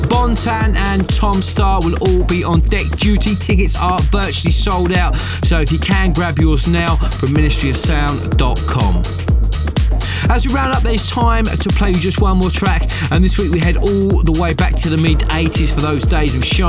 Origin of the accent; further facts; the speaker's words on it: Maidstone, South East England, United Kingdom; the Source Bar in Maidstone, my hometown